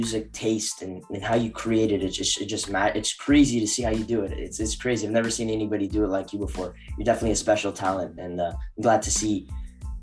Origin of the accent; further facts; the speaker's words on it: Canada; We're from Canada